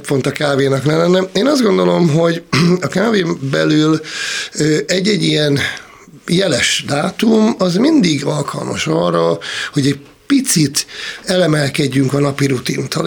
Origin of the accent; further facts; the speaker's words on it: Szolnok, Jász-Nagykun-Szolnok, Hungary; én vidékről származom, Szolnokról